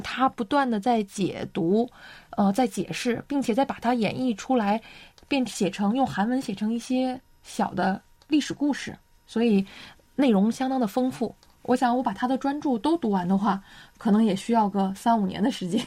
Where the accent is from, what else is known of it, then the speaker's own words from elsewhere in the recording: China; now in South Korea; 我作为一个中国人